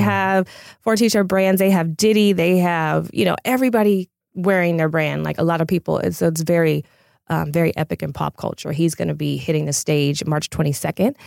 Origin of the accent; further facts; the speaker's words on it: Pasadena, California, United States; I'm a native of L A County